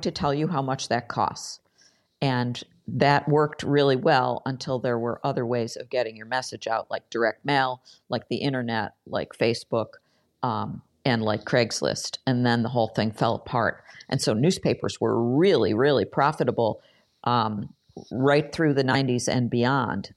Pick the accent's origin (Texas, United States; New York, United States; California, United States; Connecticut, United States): New York, United States; Buffalo; i spent most of my career in local journalism at the buffalo news my hometown paper